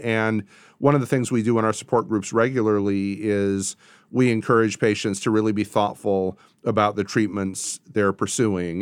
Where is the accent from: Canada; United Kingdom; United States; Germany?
United States; Portage, Michigan; moved away as an adult; also born or lived in Virginia / California / Kalamazoo, Michigan; now in Nashville, United States; I grew up in Portage, um, moved to Virginia, then later to California for graduate school